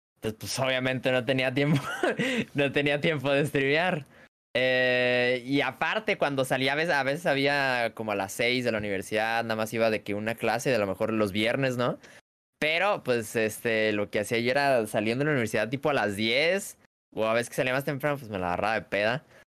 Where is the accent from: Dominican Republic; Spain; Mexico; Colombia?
Mexico; Guadalajara, Jalisco; soy de México, eh, Guadalajara, Guadalajara, Jalisco, México